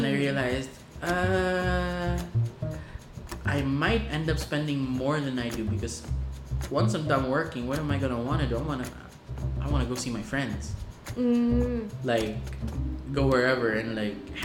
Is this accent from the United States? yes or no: no; Zamboanga City, Zamboanga Peninsula, Philippines; growing up in Zamboanga